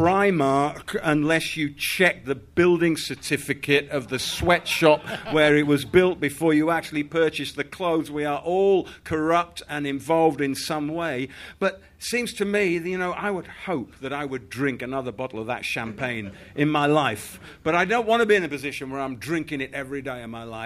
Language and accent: English; Yorkshire and the Humber, United Kingdom; now in London, United Kingdom; I grew up in Yorkshire